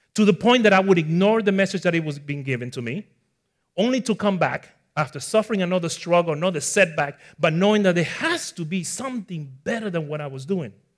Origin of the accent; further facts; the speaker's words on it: Ecuador; also born or lived in Bronx, New York, United States; now in Florida, United States; I was born in the Bronx at four years old, I moved to my parents' country of origin, which is in Ecuador, South America. So that's where you notice the little accent